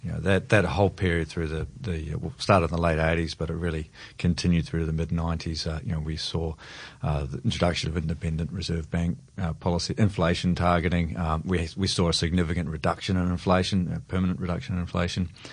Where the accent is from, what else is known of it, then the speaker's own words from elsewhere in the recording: New Zealand; now in Australia; I'm a Kiwi originally